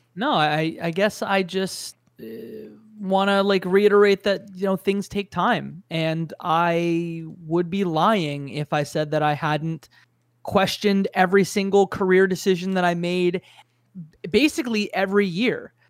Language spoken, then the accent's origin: English; Canada; as a Canadian